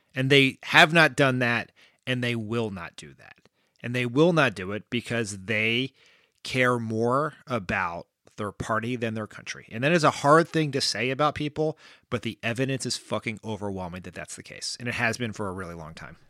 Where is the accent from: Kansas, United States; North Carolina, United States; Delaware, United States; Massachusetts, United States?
Delaware, United States; my home state of Delaware